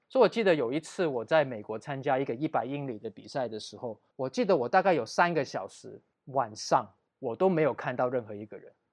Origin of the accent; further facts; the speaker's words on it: Taiwan; 我们亚洲人或者我们台湾人的体能可能比较比起黑人或者比起欧美的白人可能比较逊色